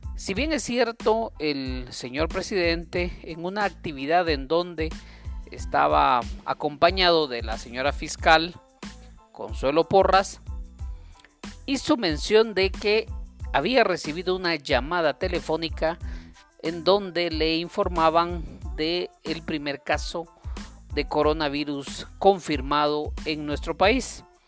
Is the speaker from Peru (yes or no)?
no; Guatemala; como guatemaltecos